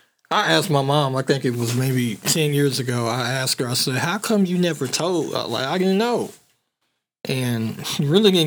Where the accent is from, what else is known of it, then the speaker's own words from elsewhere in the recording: Tulsa, Oklahoma, United States; born there; I was born on in North Tulsa, and then my mom moved me out.